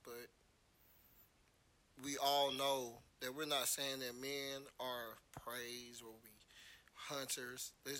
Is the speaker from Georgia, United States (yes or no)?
yes; Atlanta, Georgia, United States; I'm from Atlanta